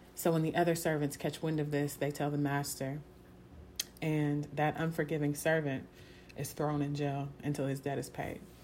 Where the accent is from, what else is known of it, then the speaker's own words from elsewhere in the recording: Houston, Texas, United States; I'm from Houston, Texas.